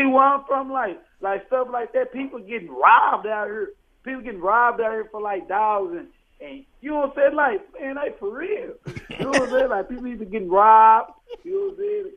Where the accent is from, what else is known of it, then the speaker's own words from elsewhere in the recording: Fort Worth, Texas, United States; I'm from Fort Worth, so I'm from the Dallas Fort Worth area.